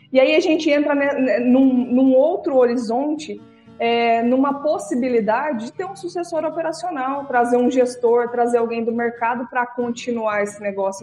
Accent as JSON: {"language": "Portuguese", "region": "Paraná", "country": "Brazil", "tie": "born or raised there", "moved": "yes", "lives_now": "Mato Grosso, Brazil", "said": "Eu nasci no Paraná, mas moro no Mato Grosso desde 1996"}